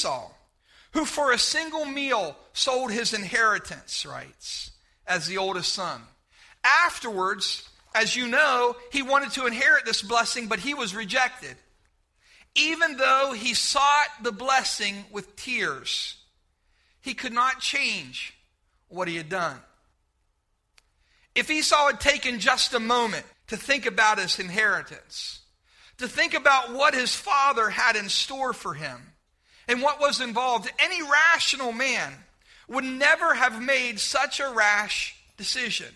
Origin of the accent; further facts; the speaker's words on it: Bedford, United States; moved away; growing up in Bedford